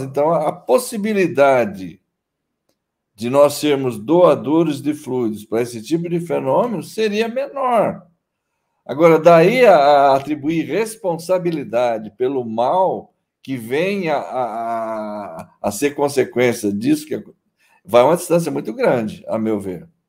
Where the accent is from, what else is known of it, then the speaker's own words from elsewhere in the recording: interior of São Paulo, Brazil; eu sou paulista do interior